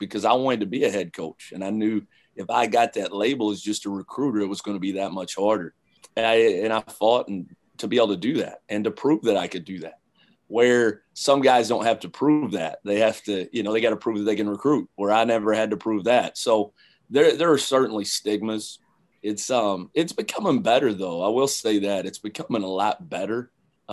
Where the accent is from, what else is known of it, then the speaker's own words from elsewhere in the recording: London, Kentucky, United States; moved away as an adult; I grew up in London, Kentucky